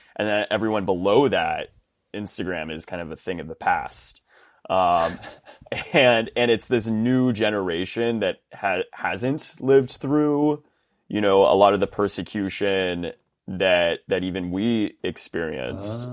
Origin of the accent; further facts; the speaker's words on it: Round Rock, Texas, United States; I grew up in, in central Texas in a little town called Round Rock, which is right outside of Austin